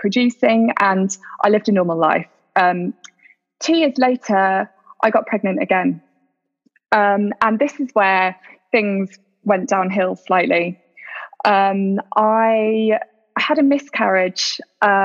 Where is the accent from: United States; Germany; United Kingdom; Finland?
United Kingdom; moved away as an adult; now in Doha, Qatar; I am a British expat who's currently living in Doha with my family.